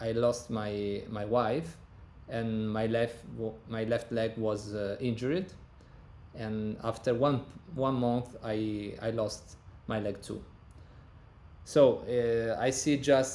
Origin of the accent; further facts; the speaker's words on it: Turin, Piedmont, Italy; English is a second language; I was born in 1987 in Turin, Italy, in the northern part of Italy.